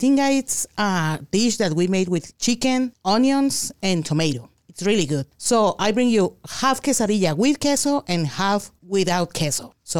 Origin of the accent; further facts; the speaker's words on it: Mexico City, Mexico; But I grew up in Mexico City, so that's natural for me to eat them without cheese.